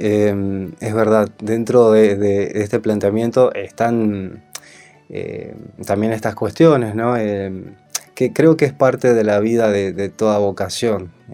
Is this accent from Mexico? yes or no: no; Salta, Argentina; moved away as an adult; now in Buenos Aires, Argentina; soy salteño